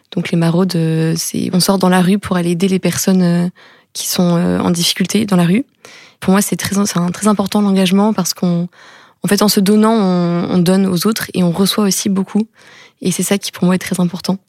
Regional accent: Tours, Centre-Val de Loire, France; moved away as an adult; now in Rennes, France; je viens de Tours. J'ai grandi à Tours et je suis arrivée à Rennes cette année

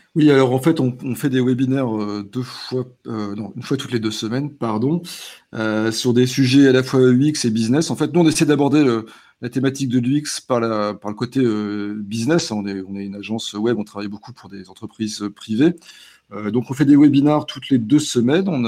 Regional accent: the Nord, Hauts-de-France, France; chez nous dans le Nord

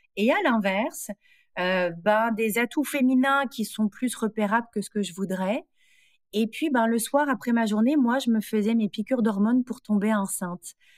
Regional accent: France; moved away as an adult; now in Montreal, Canada; Je suis française.

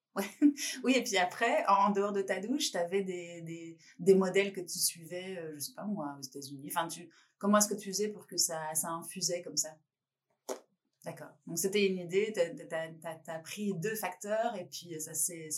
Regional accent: France; en tant que Française

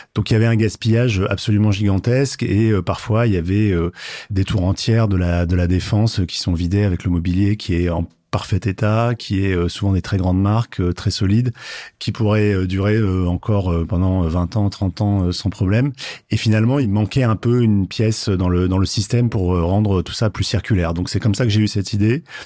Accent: Marseille, Provence-Alpes-Côte d'Azur, France; now in Paris, France; je suis marseillais, euh, mais maintenant, ça fait assez longtemps que j'habite Paris

